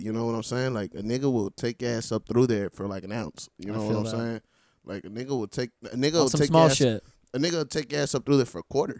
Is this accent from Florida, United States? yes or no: yes; Orlando, Florida, United States; also born or lived in Miami, Florida; I'm from Miami originally. And really, I'm and just grew up around here from 4 years old from Orlando. So I've always repped Orlando just because, you know, I was raised here.